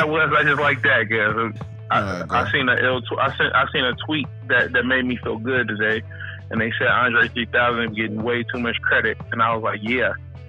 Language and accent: English; Vallejo, California, United States; I'm not even gonna say Bay perspective because I don't even say I'm from the Bay no more.